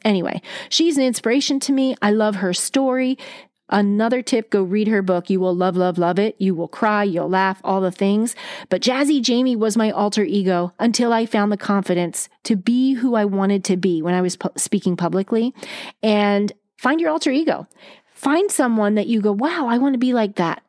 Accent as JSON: {"language": "English", "region": "East Coast", "country": "United States", "tie": "born or raised there", "said": "growing up on the East Coast, we use our hands when we talk"}